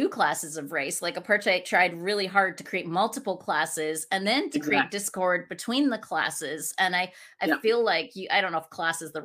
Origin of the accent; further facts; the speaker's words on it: Scotland, United Kingdom; now in United States; I'm originally from Scotland, and now I live in the States, and we're nomads